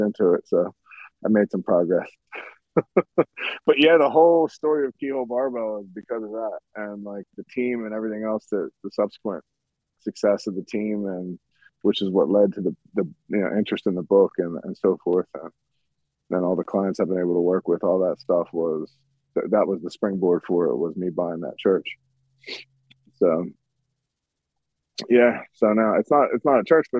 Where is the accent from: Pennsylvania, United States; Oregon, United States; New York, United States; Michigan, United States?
Pennsylvania, United States; Philadelphia; I'm from Philadelphia originally